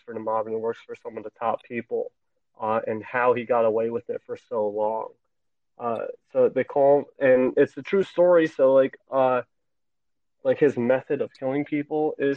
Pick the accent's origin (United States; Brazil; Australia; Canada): United States; New Jersey; my home state